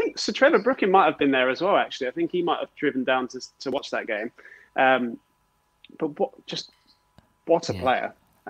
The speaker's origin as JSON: {"language": "English", "region": "South East England", "country": "United Kingdom", "tie": "born or raised there", "said": "I grew up in Kent, and where we trained was where Gillingham's youth teams played all of their games."}